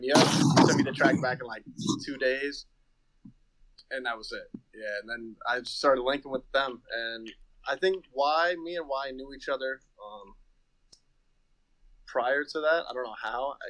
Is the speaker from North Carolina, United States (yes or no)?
yes; Chapel Hill, North Carolina, United States; moved away; also born or lived in New York; I'm from North Carolina originally